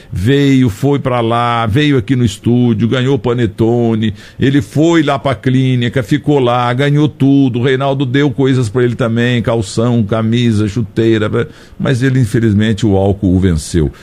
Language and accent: Portuguese; Muzambinho, Minas Gerais, Brazil